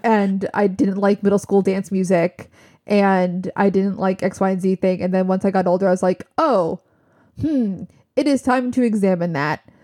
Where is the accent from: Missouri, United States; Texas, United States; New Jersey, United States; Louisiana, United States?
New Jersey, United States; we're from Jersey.